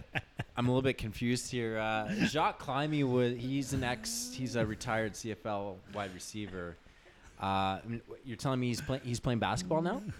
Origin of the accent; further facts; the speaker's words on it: Houston, Texas, United States; moved away; I am from H-Town